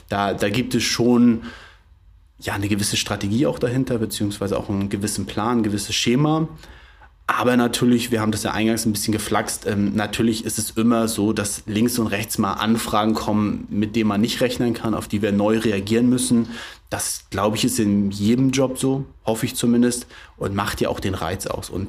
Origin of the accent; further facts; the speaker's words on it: Flensburg, Schleswig-Holstein, Germany; also ich bin gebürtiger Flensburger, bin hier aufgewachsen, bin hier auch zur Schule gegangen, habe hier mein Abitur gemacht, habe dann in Dänemark studiert